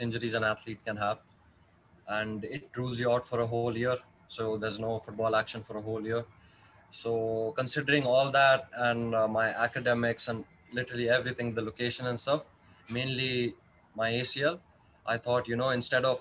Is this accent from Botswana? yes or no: no; Dubai, United Arab Emirates; also born or lived in India; I was born in India, but I was raised in Dubai. I've been living here for